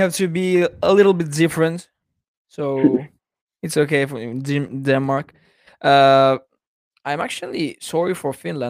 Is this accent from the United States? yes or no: no; Albania; now in Italy; Yeah, but I'm not Italian. I'm actually from Albania. So I live in Italy since 2012, but I've lived in Albania since I was born.